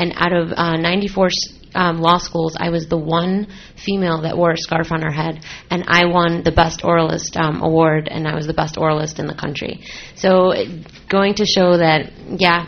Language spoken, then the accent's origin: English; Palos Heights, Illinois, United States; I was born and raised here. In Palos Heights, actually, was my hometown